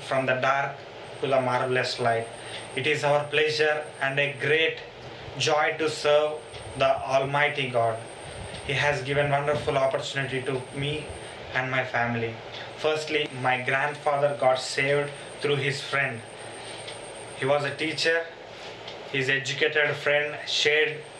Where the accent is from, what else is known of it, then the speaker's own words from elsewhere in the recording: India; from India